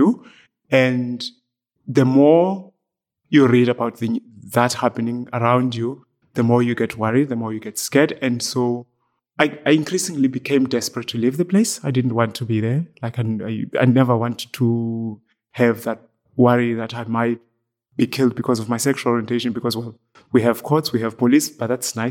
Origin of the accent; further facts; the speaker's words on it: Eastern Cape, South Africa; moved away as an adult; now in County Clare, Ireland; I was born in the Eastern Cape in South Africa